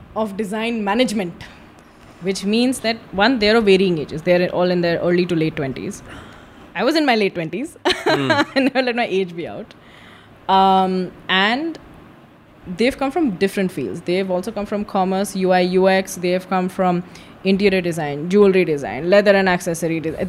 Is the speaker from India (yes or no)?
yes; Madhya Pradesh, India; I'm from Madhya Pradesh